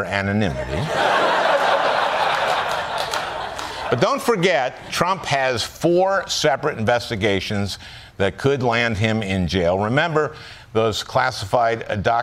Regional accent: Minnesota, United States; my home state of Minnesota

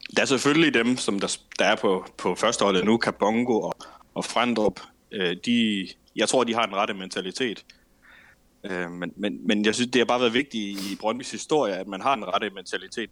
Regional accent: Herning, Central Denmark Region, Denmark; now in Ikast, Denmark; Jeg kommer fra Herning

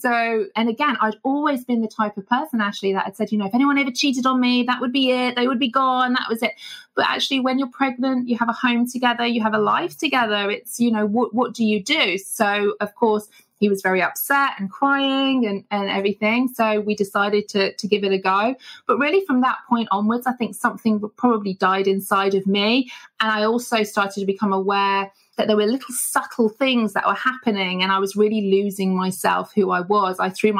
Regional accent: Manchester, North West England, United Kingdom; also born or lived in Papua New Guinea; Okay, so I'm originally from a place called Manchester here in the UK. That's where I was born. And we traveled around a lot, actually, as a family growing up.

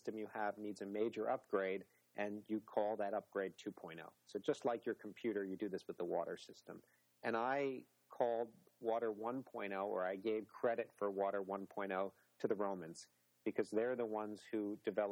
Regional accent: New York, United States; moved away; growing up in New York along the shore

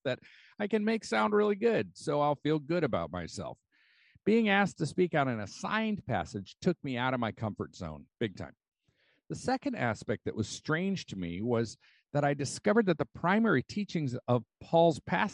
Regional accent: United States; As an American, I've been steeped like tea in a value system of individualism, self-reliance, and the human right of happiness.

